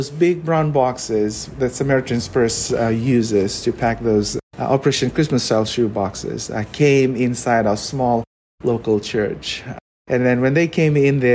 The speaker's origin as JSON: {"language": "English", "country": "Fiji", "tie": "born or raised there", "moved": "yes", "lives_now": "United States", "said": "I was born and raised in the Fiji Islands"}